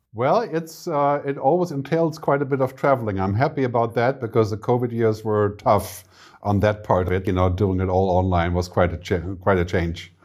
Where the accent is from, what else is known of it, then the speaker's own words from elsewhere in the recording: Germany; moved away as an adult; also born or lived in San Francisco, United States / Boston, United States / Lanzarote, Spain; now in Zurich, Switzerland; I'm from Germany originally, but I, I moved to America when I was maybe twenty-two or twenty-three.